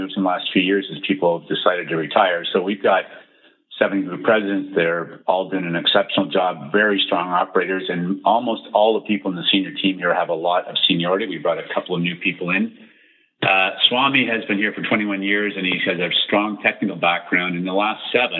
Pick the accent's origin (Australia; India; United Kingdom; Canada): Canada; I was born in Canada